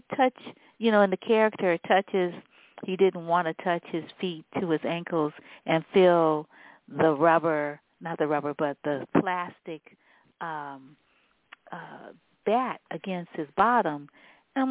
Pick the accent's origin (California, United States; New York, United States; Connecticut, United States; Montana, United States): California, United States; San Francisco; also born or lived in New Orleans; I grew up in San Francisco.